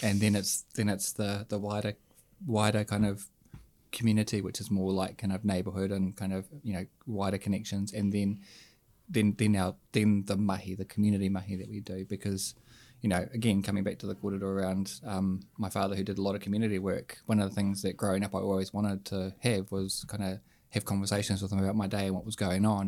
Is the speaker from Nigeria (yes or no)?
no; Hutt Valley, Wellington, New Zealand; from the Hut